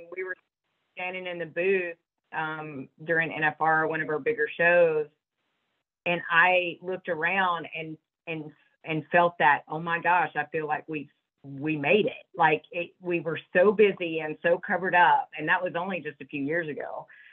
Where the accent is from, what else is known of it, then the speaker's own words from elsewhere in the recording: Georgia, United States; I grew up in Georgia, I didn't grow up back west